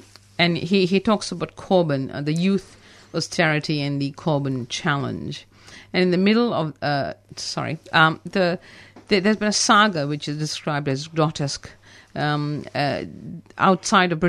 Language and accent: English; India; being Indian